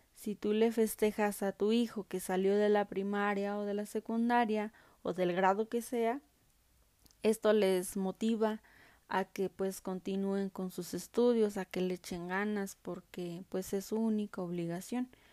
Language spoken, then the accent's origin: Spanish; Mexico; nuestra identidad como mexicanos